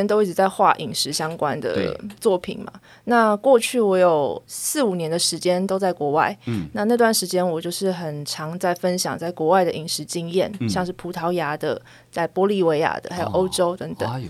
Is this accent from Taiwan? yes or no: yes; Taipei, Taiwan; 因为我从小都在台北长大。